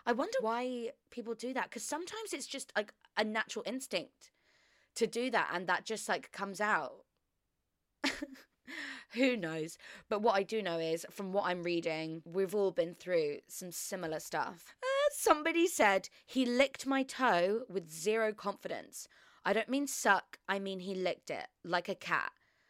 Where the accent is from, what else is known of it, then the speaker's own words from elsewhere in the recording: Australia; He started to talk in a Southern American accent. We're Australian.